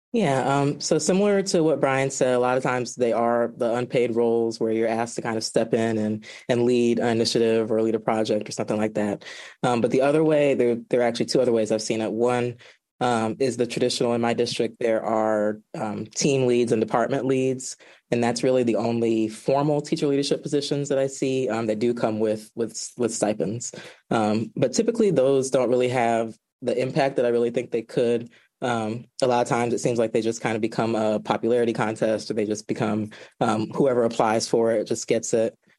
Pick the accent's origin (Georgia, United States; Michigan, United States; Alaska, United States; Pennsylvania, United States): Georgia, United States; now in Washington, D.C., United States; I am originally from Georgia